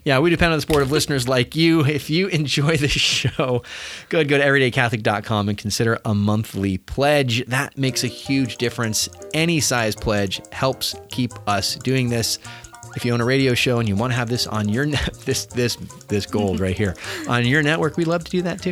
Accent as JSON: {"language": "English", "country": "United States", "said": "as a American Catholic, as an American Christian"}